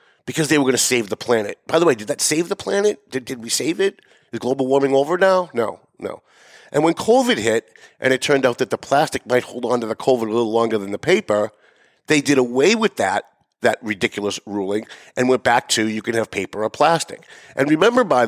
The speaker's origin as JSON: {"language": "English", "town": "North Andover", "region": "Massachusetts", "country": "United States", "tie": "born or raised there", "said": "North Andover, my hometown"}